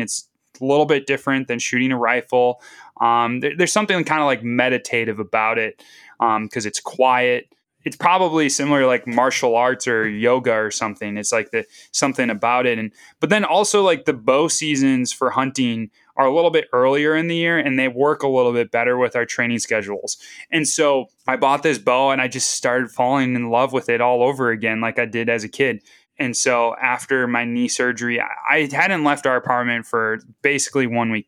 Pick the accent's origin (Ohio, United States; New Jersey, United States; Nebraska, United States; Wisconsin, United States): Wisconsin, United States; Northeast; moved away as an adult; also born or lived in Duluth, Minnesota; now in the Dakotas, United States; growing up in Northeast Wisconsin